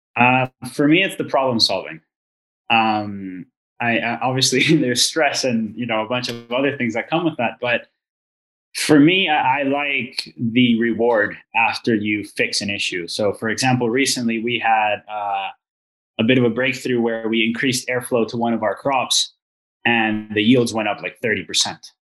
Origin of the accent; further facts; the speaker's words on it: Venezuela; now in Canada; I'm originally from Venezuela. Uh, so I came to Canada in 2014